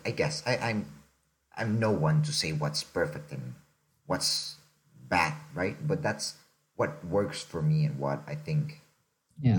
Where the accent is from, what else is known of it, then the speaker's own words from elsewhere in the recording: Mexico; I'm from Mexico originally. I was born there.